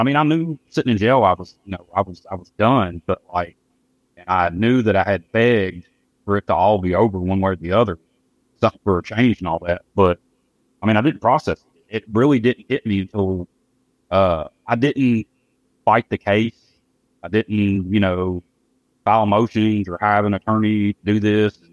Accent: Memphis, Tennessee, United States; I grew up here in Memphis

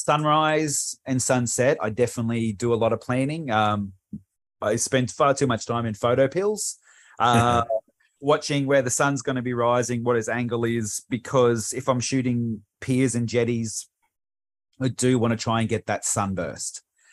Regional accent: Frankston, Victoria, Australia; also born or lived in Bundaberg; And where I grew up in Frankston was near the water. We moved to Bundaberg, which is nowhere near water.

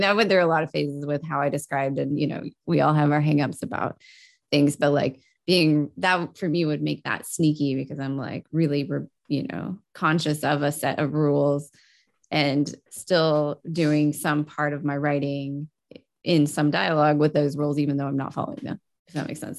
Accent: Texas, United States; moved away; also born or lived in Europe; I grew up in Texas

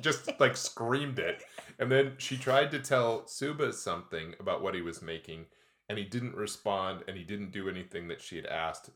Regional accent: Midwest, United States; now in Pacific Northwest, United States; we are from the Midwest

